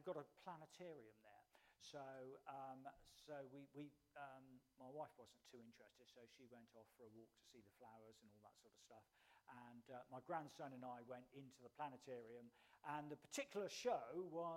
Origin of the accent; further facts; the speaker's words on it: Salisbury, South West England, United Kingdom; moved away as an adult; also born or lived in London; now in Winchester, United Kingdom; I actually grew up in Salisbury, so I know the area very well